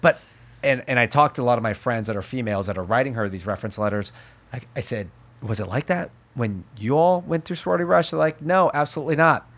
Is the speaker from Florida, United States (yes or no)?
no; Berkeley, California, United States; I was born in Alta Bates Hospital.